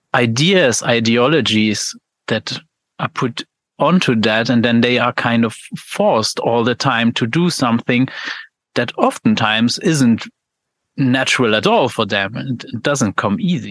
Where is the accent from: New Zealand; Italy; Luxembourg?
Luxembourg; I'm from Luxembourg